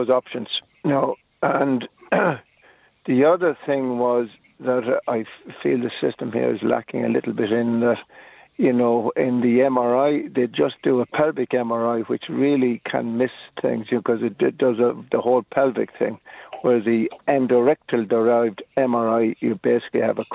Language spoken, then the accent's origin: English; Clonmel, Munster, Ireland; now in Dublin, Ireland; Originally from Clonmel